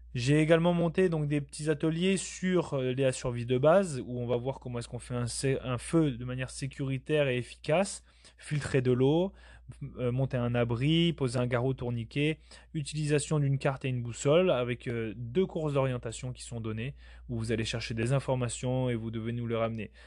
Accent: Basque Country, Nouvelle-Aquitaine, France; je viens de la France, du sud-ouest de la France au Pays Basque

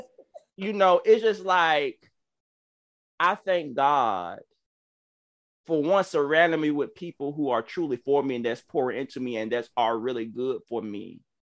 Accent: Georgia, United States; accent: country; excuse my country accent, y'all. I'm, I'm, I'm from Georgia

